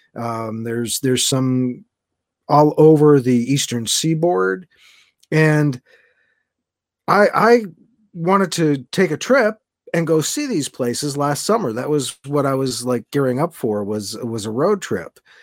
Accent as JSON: {"language": "English", "region": "Massachusetts", "country": "United States", "tie": "born or raised there", "moved": "yes", "said": "my mom still lives down there and that's where I grew up"}